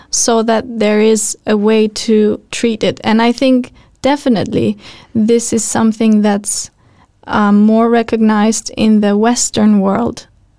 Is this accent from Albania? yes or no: yes; Albania; moved away; I come from Albania